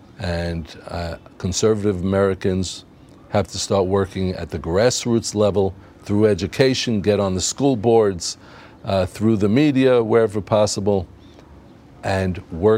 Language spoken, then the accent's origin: English; Israel; I'm telling you from the Israeli experience, we today have a roaring free market economy, and we love it.